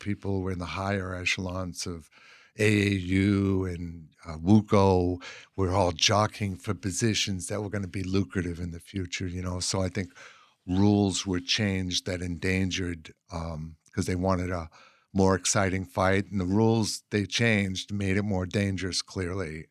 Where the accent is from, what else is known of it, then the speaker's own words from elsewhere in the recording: Boston, Massachusetts, United States; moved away as an adult; also born or lived in Cape Cod / Los Angeles; now in Eureka, United States; I'm from Boston, and, um, you know, from an Irish working class